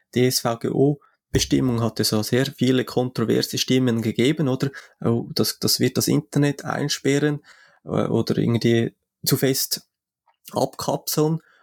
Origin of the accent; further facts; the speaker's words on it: Switzerland; für mich als Schweizer